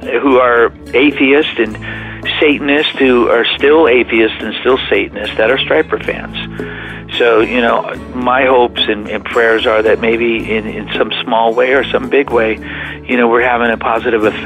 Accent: Whittier, California, United States; moved away as an adult; also born or lived in Oklahoma; now in Plymouth, United States; I was born in Whittier, California, 1963, July, and I was raised primarily in California

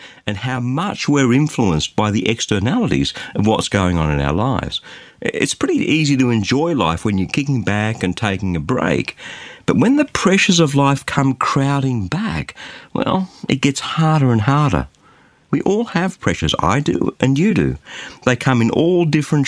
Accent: Australia; as an Aussie

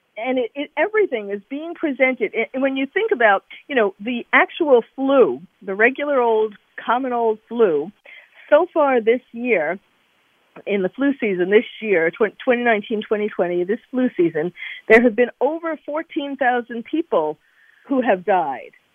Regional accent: New York, United States; I'm originally a I'm a New Yorker, born and bred

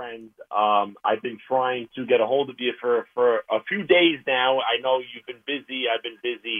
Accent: New York City, New York, United States; moved away as an adult; now in Seaford, United States; I grew up in Brooklyn, born and bred in Brooklyn, 30 years in Brooklyn.

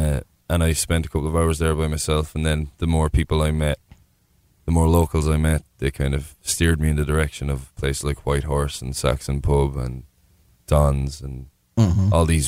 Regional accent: Borris, Leinster, Ireland; moved away as an adult; now in Austin, United States; born and raised in Boris, County Carlow, at the foothills of Mount Leinster. It's a beautiful town, a small population, maybe 2,000 people now.

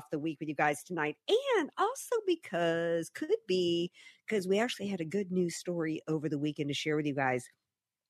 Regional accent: Louisiana, United States; now in San Diego, United States; I'm from Louisiana

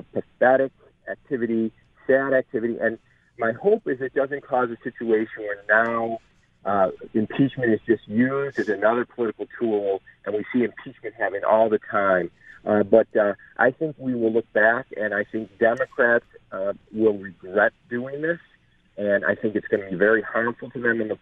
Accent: Erie County, New York, United States; I'm from Erie County

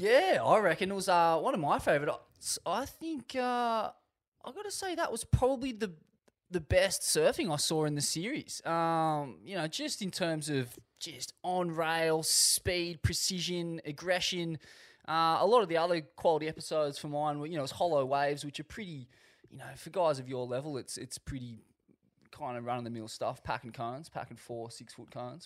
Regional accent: Sydney, New South Wales, Australia; I was born in a bathtub overlooking D Y Point

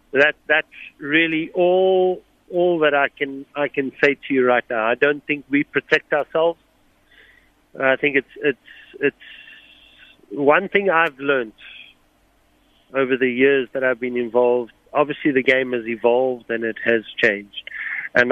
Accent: South Africa; me being South African, it's important for people to note I couldn't afford to go buy new boots every 2-3 months.

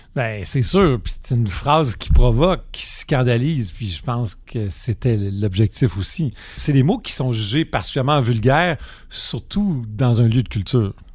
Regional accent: Quebec, Canada; chez nous, au Québec

